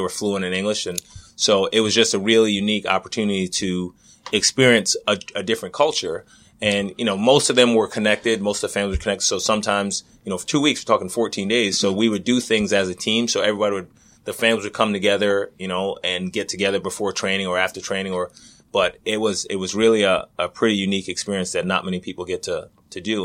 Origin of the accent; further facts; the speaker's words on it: Middle Island, New York, United States; moved away; I grew up in Middle Island, New York